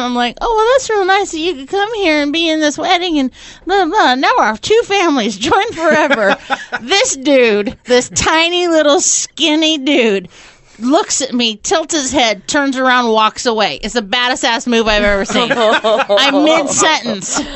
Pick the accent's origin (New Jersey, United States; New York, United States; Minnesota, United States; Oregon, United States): Oregon, United States; Portland; I'm from Portland